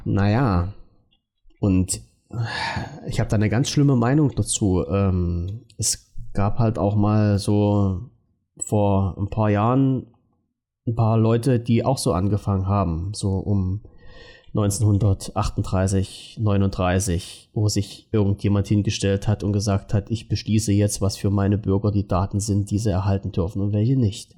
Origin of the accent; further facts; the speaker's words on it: East Germany, Germany; mein Leben in der DDR doch war und dass ich als Ossi doch eigentlich ein armes Schwein bin